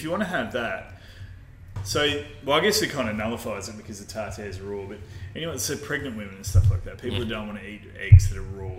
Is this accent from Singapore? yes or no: no; Perth, Western Australia, Australia; moved away; I grew up in Perth